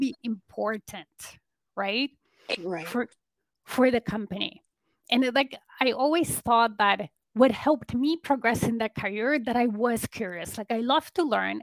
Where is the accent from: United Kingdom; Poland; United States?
Poland; now in Toronto, Canada; I live in Canada in Toronto area, but originally I'm from Poland. I'm an immigrant